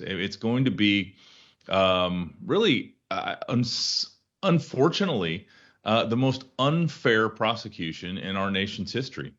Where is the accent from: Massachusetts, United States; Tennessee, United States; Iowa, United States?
Iowa, United States; my home state of Iowa